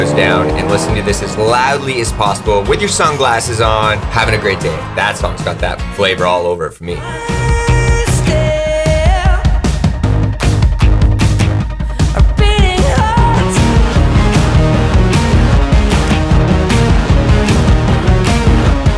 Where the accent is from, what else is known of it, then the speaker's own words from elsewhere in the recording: Vancouver Island, British Columbia, Canada; now in Humboldt County, United States; I'm from Vancouver Island, and back home, we call that foggist.